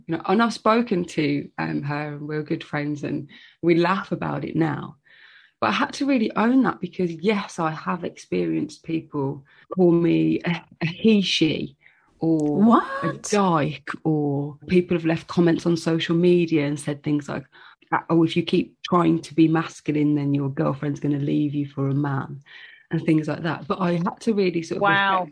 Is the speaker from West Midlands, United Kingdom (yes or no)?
yes; Birmingham, West Midlands, United Kingdom; I'm from Birmingham, Birmingham